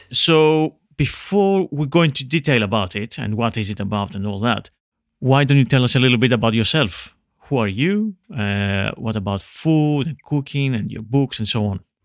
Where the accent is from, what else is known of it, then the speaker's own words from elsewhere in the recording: Veria, Central Macedonia, Greece; English is a second language; moved away; I'm come from Greece, but the north Greece where I'm from, near, I'm from Veria